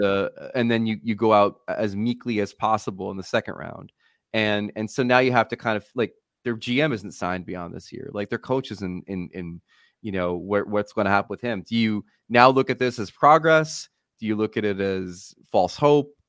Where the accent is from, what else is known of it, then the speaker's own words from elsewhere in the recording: Matawan, New Jersey, United States; From Mattawan.